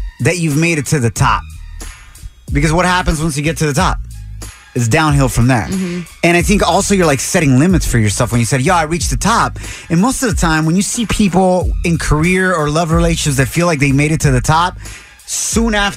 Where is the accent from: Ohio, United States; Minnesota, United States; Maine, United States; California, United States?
California, United States; Santa Ana; moved away as an adult; also born or lived in San Francisco / Dallas / New York; I grew up here in Southern California my whole life, Santa Ana and the IE